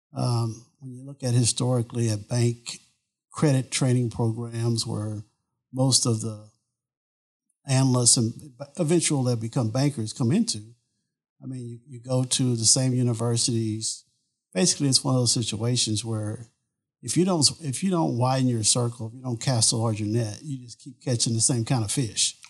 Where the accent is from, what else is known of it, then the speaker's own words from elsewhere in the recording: Beaumont, Texas, United States; moved away; I grew up in Southeast Texas. I'm from Beaumont, Texas.